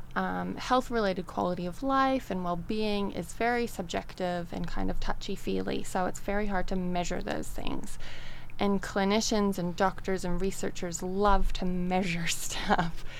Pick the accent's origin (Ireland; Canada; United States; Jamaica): Canada; moved away as an adult; I am originally from Canada and I grew up there and then left home and went traveling.